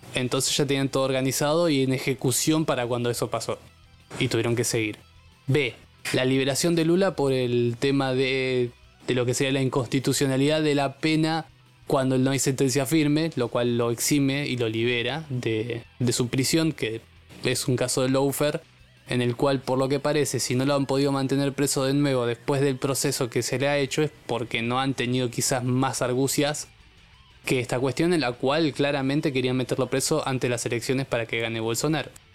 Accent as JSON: {"language": "Spanish", "country": "Argentina", "said": "nosotros como argentinos"}